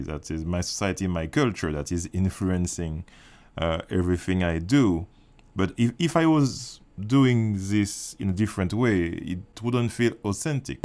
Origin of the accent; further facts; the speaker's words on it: Martinique; I grew up in Martinique